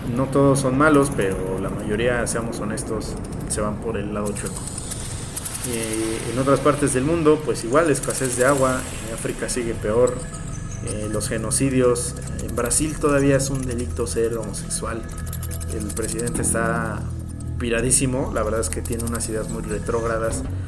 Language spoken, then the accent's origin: Spanish; Mexico; en mi país